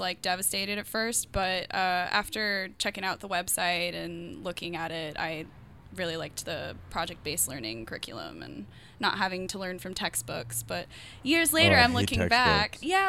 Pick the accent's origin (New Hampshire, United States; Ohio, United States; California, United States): California, United States; San Diego; moved away as an adult; now in Los Angeles, United States; I grew up in San Diego.